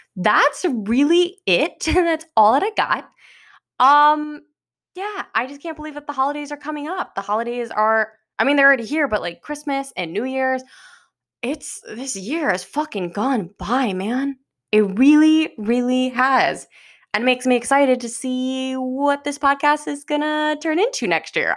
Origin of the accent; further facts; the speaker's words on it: Westlake, United States; we lived in the same hometown